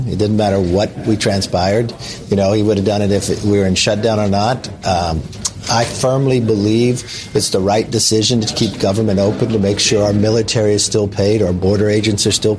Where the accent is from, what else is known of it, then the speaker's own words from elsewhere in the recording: California, United States; I'm from California.